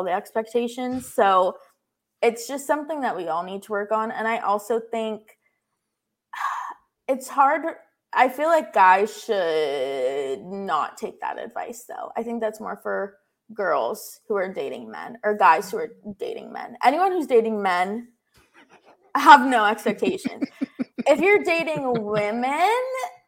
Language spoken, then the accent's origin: English; Florida, United States; I'm from Florida